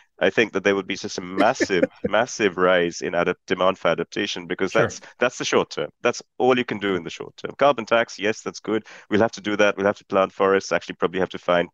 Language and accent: English; Uttar Pradesh, India; moved away; also born or lived in United Kingdom; I grew up in the North Indian state of Uttar Pradesh